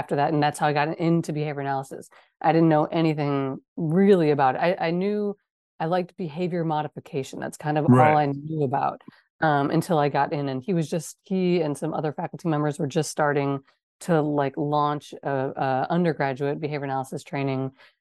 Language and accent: English; Wisconsin, United States; moved away; I'm from Wisconsin.